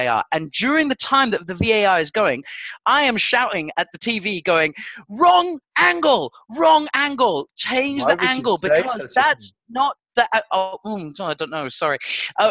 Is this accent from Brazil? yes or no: no; Portugal; I grew up in Portugal